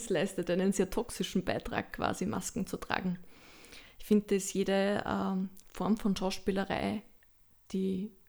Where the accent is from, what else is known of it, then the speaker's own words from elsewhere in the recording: Lower Austria, Austria; hatte da ein sehr schönes Erlebnis in einem Theater im Waldviertel, das ich lange Zeit besucht habe, weil ich komme aus der Gegend.